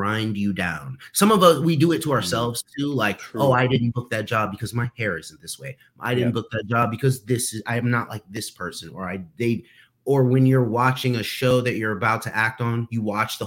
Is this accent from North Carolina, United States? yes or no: no; New York City, New York, United States; I'm from Harlem